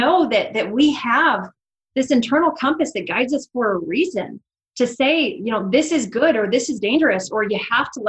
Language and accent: English; Seattle, Washington, United States; moved away as an adult; now in Coeur d'Alene, United States; I had been born and raised in Seattle, Washington, north of Seattle